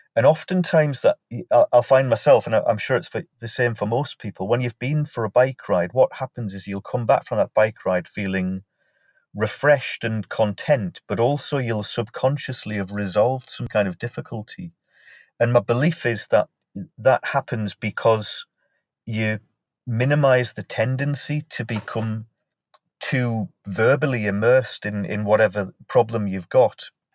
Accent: Morpeth, North East England, United Kingdom; my hometown of Morpeth in Northumberland

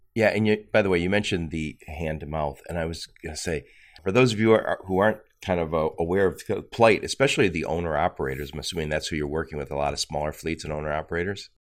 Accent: Dearborn, Michigan, United States; I'm from Dearborn

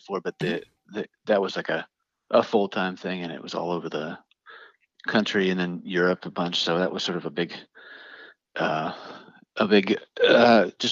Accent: Minnesota, United States; I'm from Minnesota

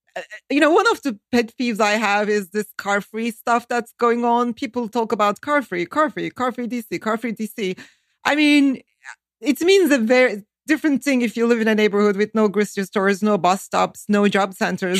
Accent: Turkey; moved away as an adult; now in Northern Virginia, United States; I grew up in Turkey during a very hard time

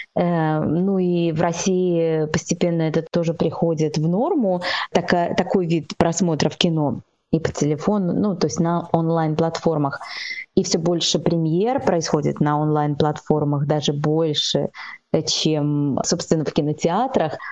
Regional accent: Belarus; now in China

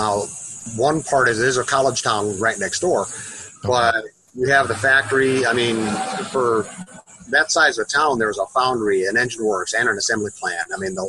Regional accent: Waterloo, Iowa, United States; moved away as an adult; now in Tucson, United States; I'm originally from a little town in Iowa called Waterloo.

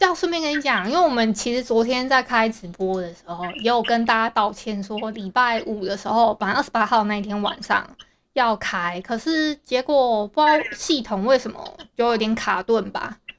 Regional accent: Hualien, Hualien County, Taiwan; 我因为我住花莲，诶，应该不会有听友不知道我是花莲人吧？然后自己自认为这是一个自认为，那我再讲一次，我是花莲人。

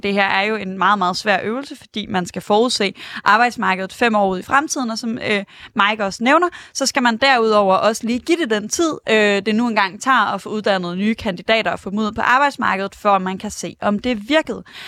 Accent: Aarhus, Central Denmark Region, Denmark; jeg er fra Aarhus

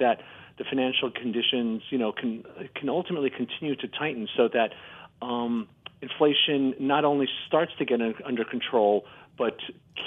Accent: United States; as an American

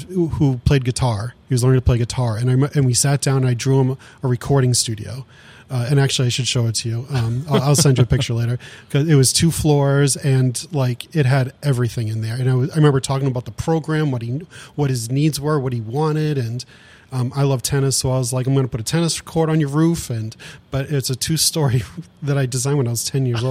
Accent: Saugus, Massachusetts, United States; I grew up in just outside of Boston in Saugus, Mass, where there's lots of restaurants

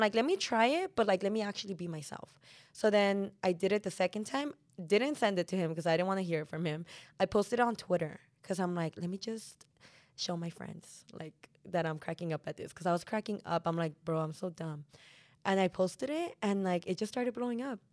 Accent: Bell Gardens, California, United States; I grew up in Bell Gardens

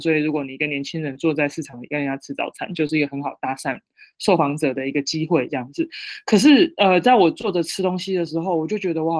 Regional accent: Penghu County, Taiwan; 因为我是澎湖人，澎金马一体的三小离岛啊

